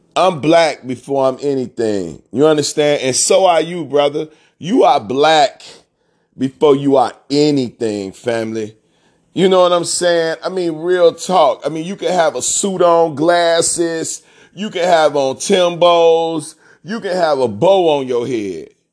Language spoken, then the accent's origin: English; Chicago, Illinois, United States; I'm from Chicago